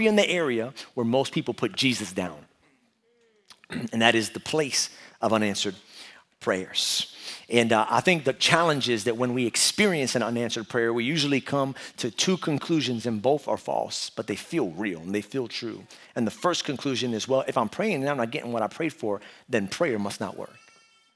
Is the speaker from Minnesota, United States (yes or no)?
no; New York City, New York, United States; moved away; I was from New York, born and raised in Brooklyn